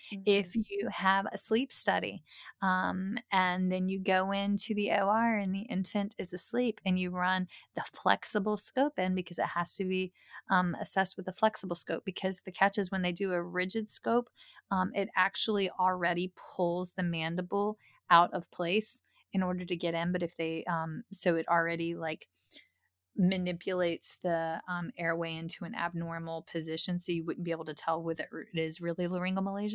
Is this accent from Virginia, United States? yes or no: yes; King George, Virginia, United States; My hometown is a small hometown.